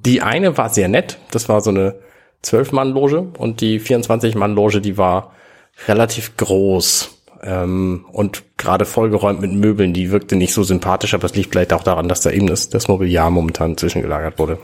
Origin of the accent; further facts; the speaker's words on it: Hamburg, Germany; ich bin Hamburger